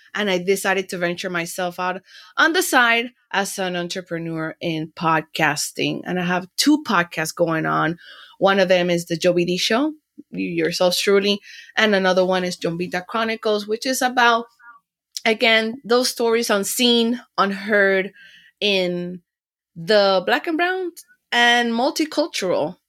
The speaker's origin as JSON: {"language": "English", "town": "Panama City", "region": "Panamá", "country": "Panama", "tie": "born or raised there", "also_born_or_lived": "Miami, Florida, United States", "moved": "yes", "lives_now": "Los Angeles, United States", "said": "I was born and raised in Panama and then I came to the United States and Florida"}